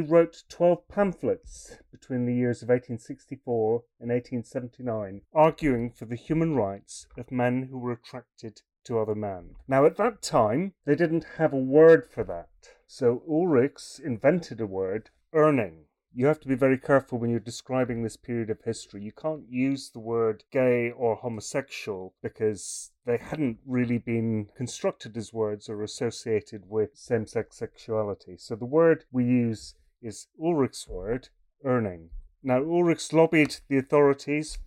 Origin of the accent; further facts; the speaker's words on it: Scotland, United Kingdom; now in Melbourne, Australia; I'm from Scotland originally, but I live in Melbourne